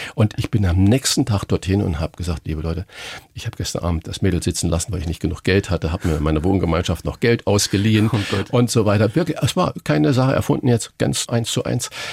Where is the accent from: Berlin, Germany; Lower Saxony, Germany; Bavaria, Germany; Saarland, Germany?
Saarland, Germany; moved away as an adult; now in Hamburg, Germany; ich bin gebürtiger Saarländer.